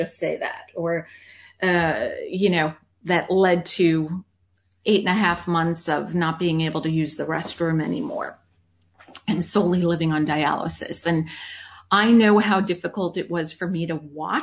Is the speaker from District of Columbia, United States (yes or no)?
no; New York, United States; accent: New York; my New York accent